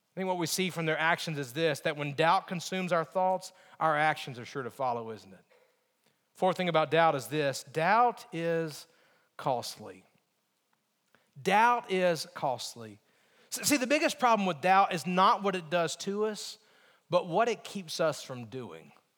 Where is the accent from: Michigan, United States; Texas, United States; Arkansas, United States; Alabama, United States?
Alabama, United States; moved away; also born or lived in Virginia; my mentality growing up in Alabama